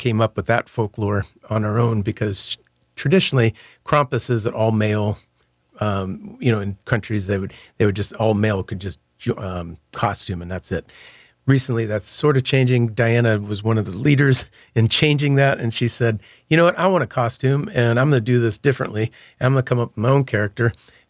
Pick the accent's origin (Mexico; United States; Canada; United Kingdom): United States; Michigan; now in New Orleans, United States; And me growing up in Michigan, I was in plenty of snowball fights.